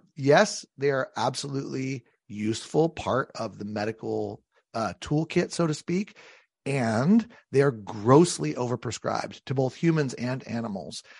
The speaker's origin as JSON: {"language": "English", "town": "San Diego", "region": "California", "country": "United States", "tie": "born or raised there", "moved": "yes", "lives_now": "Connecticut, United States", "said": "I come from San Diego, California, is where I was born"}